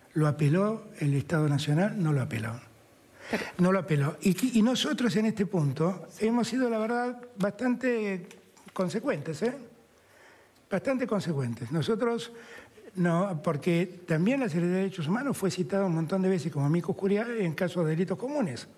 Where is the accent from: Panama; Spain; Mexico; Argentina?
Argentina; nosotros como argentinos